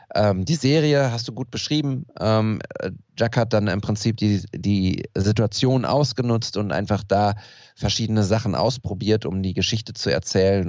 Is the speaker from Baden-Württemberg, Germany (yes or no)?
no; Ruhr area, North Rhine-Westphalia, Germany; wir im Pott